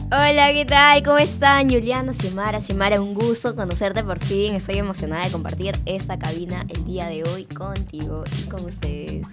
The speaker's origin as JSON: {"language": "Spanish", "country": "Peru", "said": "como peruanos"}